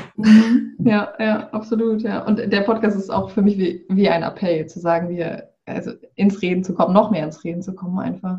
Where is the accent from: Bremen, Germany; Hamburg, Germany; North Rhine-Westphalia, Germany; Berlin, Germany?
Bremen, Germany; ich komme aus, äh, aus dem Norden in Deutschland, aus Bremen